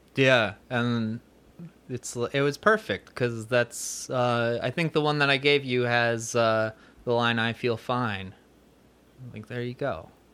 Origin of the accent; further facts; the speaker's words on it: Neshanic Station, New Jersey, United States; it's Somerset County, little town called Neshannock